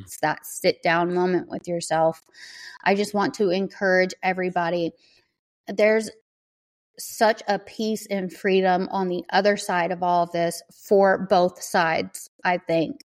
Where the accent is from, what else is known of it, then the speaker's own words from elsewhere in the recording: the South, United States; I grew up in the South